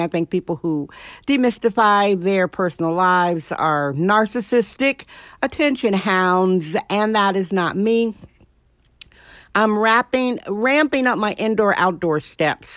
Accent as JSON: {"language": "English", "town": "Milwaukee", "region": "Wisconsin", "country": "United States", "tie": "born or raised there", "moved": "yes", "lives_now": "San Francisco, United States", "said": "I'm originally from Milwaukee, Wisconsin."}